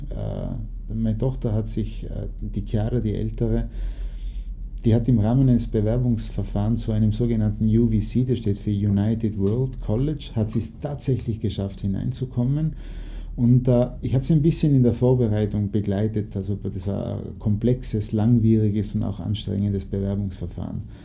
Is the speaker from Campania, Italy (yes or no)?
yes; Naples, Campania, Italy; da, wo ich aufgewachsen bin in Neapel